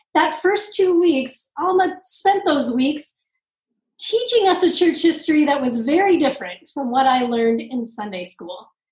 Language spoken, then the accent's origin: English; Southern California, United States; I grew up in Southern California